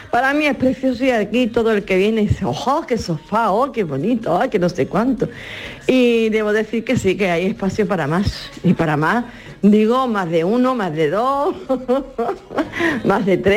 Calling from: Jerez de la Frontera, Andalusia, Spain; de Jerez.

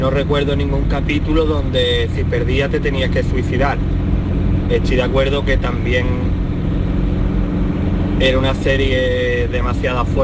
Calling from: Málaga, Andalusia, Spain; Buenos días, Jesús y compañía. … de Málaga.

